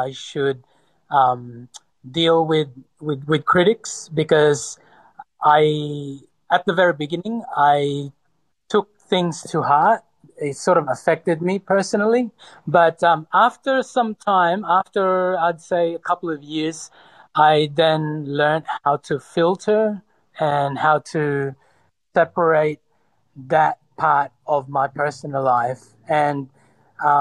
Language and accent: English; Sydney, New South Wales, Australia; also born or lived in Cebu, Philippines; I was born in the Philippines in Cebu, but I was, for the most part, raised in Sydney from the age of 10 or 11